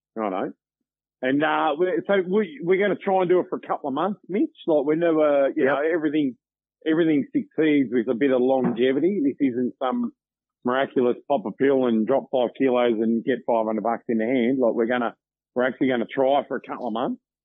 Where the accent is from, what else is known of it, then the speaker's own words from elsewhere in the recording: Victoria, Australia; moved away; also born or lived in Pilbara, Western Australia; I grew up in Victoria.